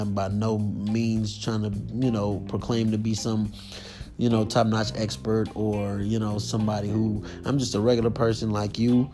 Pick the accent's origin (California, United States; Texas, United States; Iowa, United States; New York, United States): California, United States; I'm 29 and I'm from California.